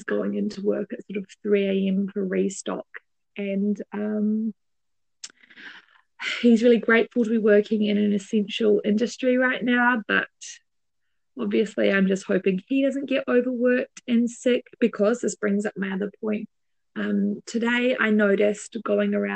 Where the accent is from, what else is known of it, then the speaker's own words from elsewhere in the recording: New Zealand; moved away; as a Kiwi